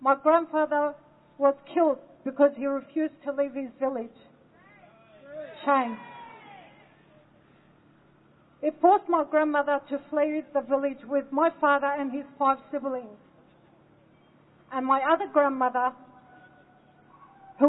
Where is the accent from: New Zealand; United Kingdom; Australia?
Australia; also born or lived in Lebanon; I was born in Lebanon and I lived my life in Australia